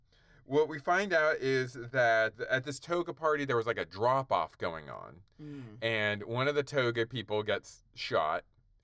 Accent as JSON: {"language": "English", "region": "South Florida", "country": "United States", "tie": "born or raised there", "said": "I grew up in South Florida"}